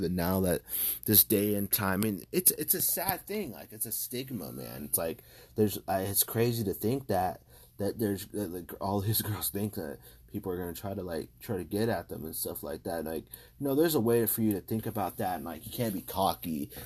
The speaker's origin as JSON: {"language": "English", "region": "California", "country": "United States", "said": "I'm from California, I'm from the United States"}